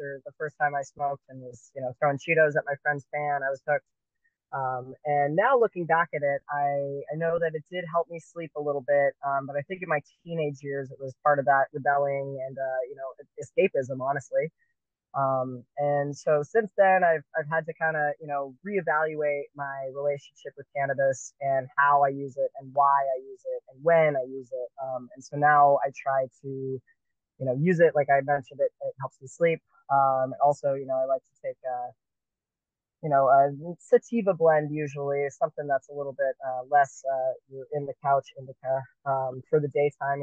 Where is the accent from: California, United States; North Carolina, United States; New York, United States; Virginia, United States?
California, United States; Southern; moved away; I grew up in Southern California